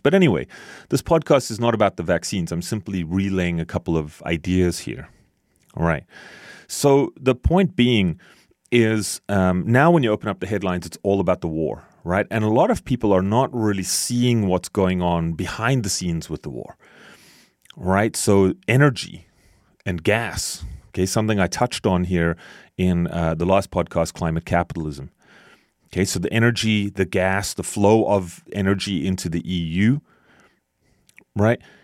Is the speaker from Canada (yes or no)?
yes; Canada; as a Canadian